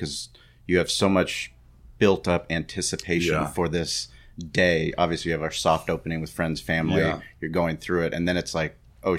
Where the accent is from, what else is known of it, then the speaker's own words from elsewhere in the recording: San Diego, California, United States; for us growing up in San Diego, living on Mexican food